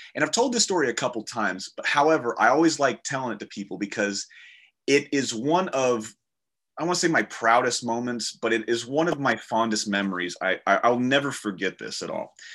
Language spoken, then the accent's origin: English; the South, United States; I'm from the South and this is what we do. We sit in a rocking chair, we sip sweet tea